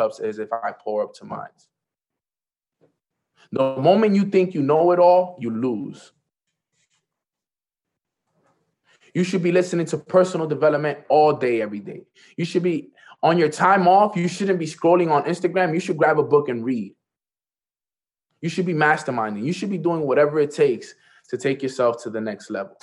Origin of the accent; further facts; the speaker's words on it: New York, United States; I'm from New York